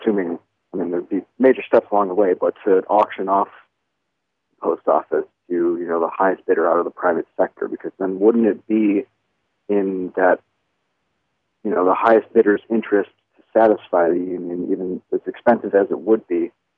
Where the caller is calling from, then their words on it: Rochester, New York, United States; I'm calling from Rochester.